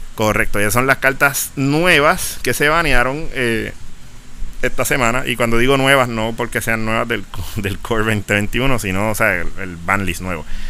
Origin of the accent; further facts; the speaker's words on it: Puerto Rico; para unas cosas somos parte de Estados Unidos y para otras no